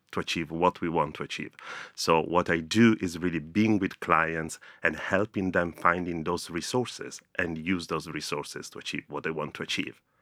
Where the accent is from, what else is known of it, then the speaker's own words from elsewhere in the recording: Rome, Lazio, Italy; moved away as an adult; now in London, United Kingdom; growing up in Rome was great